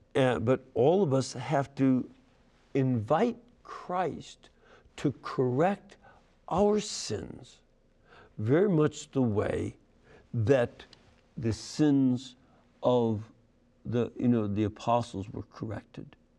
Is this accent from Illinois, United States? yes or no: yes; Chicago, Illinois, United States; my hometown, the Windy City